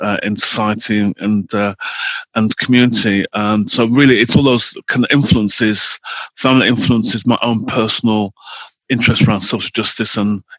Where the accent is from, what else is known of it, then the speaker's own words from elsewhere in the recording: Wolverhampton, West Midlands, United Kingdom; I grew up in Wolverhampton